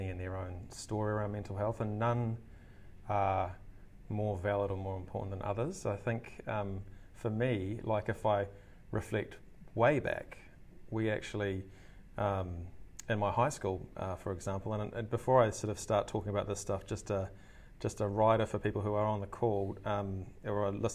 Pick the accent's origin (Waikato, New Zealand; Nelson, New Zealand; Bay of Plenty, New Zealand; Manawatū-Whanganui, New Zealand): Waikato, New Zealand; Hamilton; moved away as an adult; also born or lived in Wellington, New Zealand / Melbourne, Australia; now in Auckland, New Zealand; I grew up in Hamilton in New Zealand, studied there, high school, university, graduated from University of Waikato